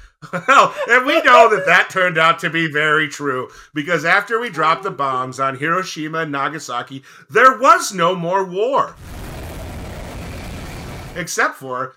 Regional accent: New York, United States; I'm from the Canadian part of New York, though, not the cool part.

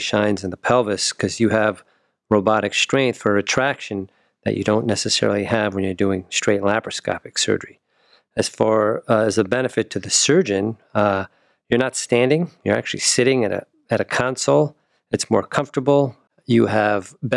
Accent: New Jersey, United States; moved away as an adult; also born or lived in New York / Wisconsin / St. Louis / Cincinnati; now in Cleveland, United States; I was born in New York, grew up in New Jersey

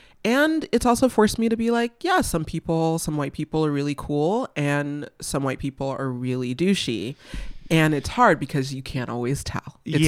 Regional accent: California, United States; I mean, I'm a Valley girl. Like, I grew up in the Valley. I went to UC Santa Barbara.

